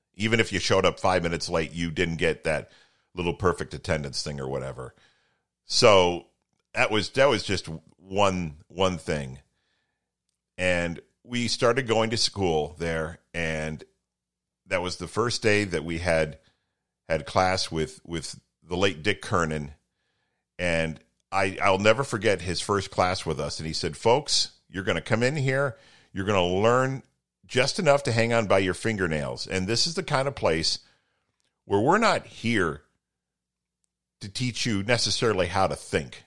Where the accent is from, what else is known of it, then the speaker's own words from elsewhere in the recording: Toledo, Ohio, United States; where I grew up in Toledo